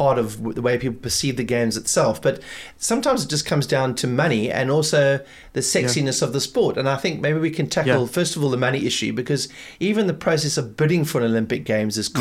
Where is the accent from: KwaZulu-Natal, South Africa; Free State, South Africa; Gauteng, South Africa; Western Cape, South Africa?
KwaZulu-Natal, South Africa; Durban; accent: Durban; South African; Durban accent. My South African accent